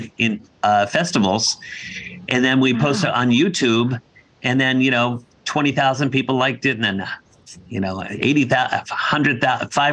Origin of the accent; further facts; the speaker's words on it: Dedham, Massachusetts, United States; Dedham, Massachusetts, my hometown.